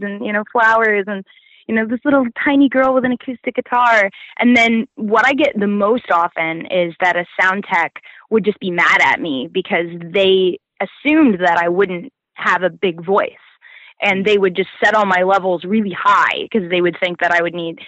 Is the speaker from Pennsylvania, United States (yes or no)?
no; Florida, United States; moved away; I'm originally from Florida